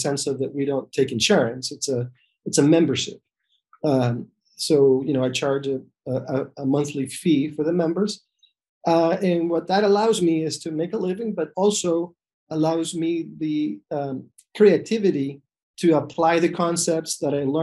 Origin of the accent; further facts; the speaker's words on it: El Salvador; moved away as an adult; also born or lived in New York City; now in Rhode Island, United States; I was born in El Salvador, back a few decades ago. And then I went to medical school actually in El Salvador